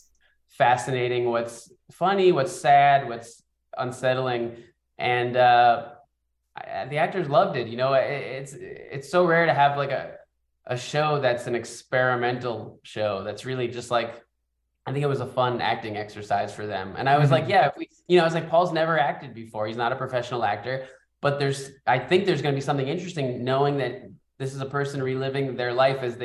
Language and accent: English; New York City, New York, United States; we grew up in the Bronx.